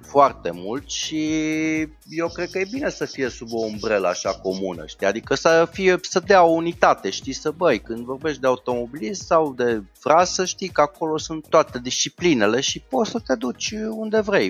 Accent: Brașov, Brașov County, Romania; sunt brașovean

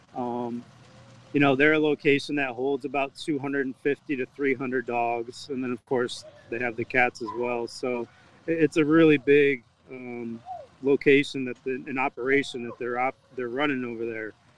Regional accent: Massachusetts, United States; now in Jacksonville, United States; I'm originally from Massachusetts

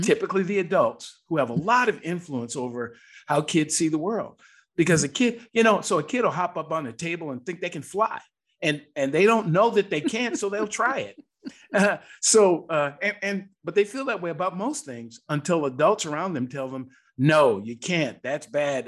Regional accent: Seattle, Washington, United States; I was raised in Seattle, Washington

